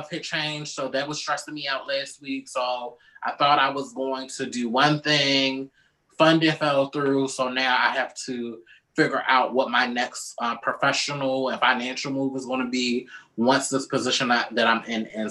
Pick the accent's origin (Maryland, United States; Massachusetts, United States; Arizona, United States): Maryland, United States; Baltimore; moved away; every time I go back to Baltimore